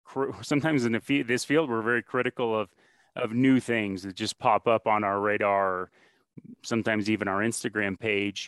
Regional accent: Northeast, United States; moved away; I'm from the Northeast originally

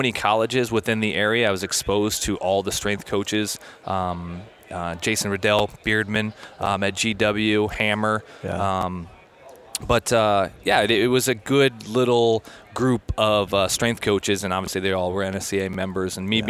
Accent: Iowa, United States; moved away as an adult; also born or lived in California; growing up in Iowa, I went to University of Northern Iowa, and then after college, I went to out in California.

